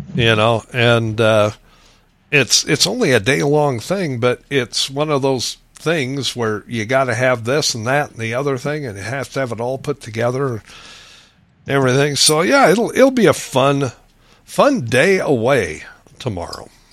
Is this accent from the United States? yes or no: yes; Lincoln, Nebraska, United States; moved away as an adult; also born or lived in Phoenix, Arizona / Grand Canyon / Valentine, Nebraska; I grew up in Lincoln, Nebraska, 230 some thousand at the time